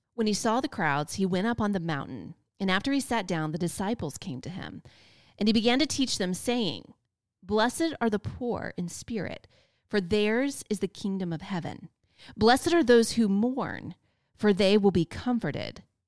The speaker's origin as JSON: {"language": "English", "region": "Florida", "country": "United States", "tie": "born or raised there", "also_born_or_lived": "North Carolina", "said": "I was born and raised in Florida"}